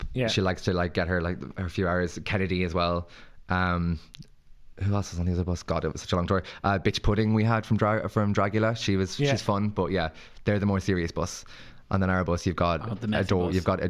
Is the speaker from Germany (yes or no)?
no; Ireland; we're Irish